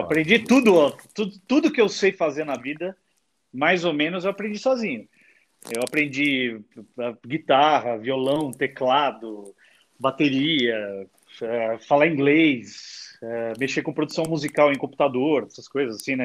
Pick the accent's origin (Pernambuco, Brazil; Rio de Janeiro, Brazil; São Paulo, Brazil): São Paulo, Brazil